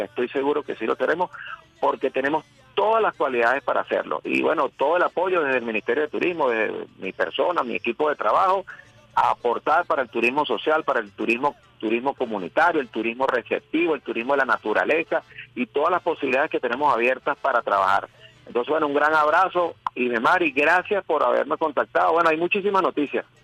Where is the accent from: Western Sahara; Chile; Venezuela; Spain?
Venezuela; Caracas, Capital District; Yo soy de Caricuao pero amo ah. mi Caracas y amo mi país